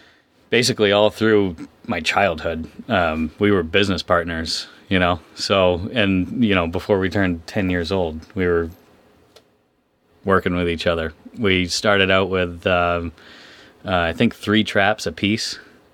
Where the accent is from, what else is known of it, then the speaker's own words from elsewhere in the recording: Stonington, United States; I was born and raised in Stonington. I wasn't born there. I was born in a hospital. But I was raised in Stonington in a fishing family.